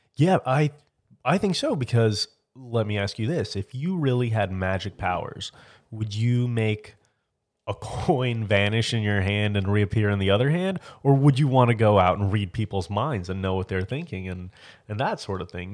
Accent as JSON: {"language": "English", "area": "near Orlando", "region": "Florida", "country": "United States", "said": "Oh, near Orlando."}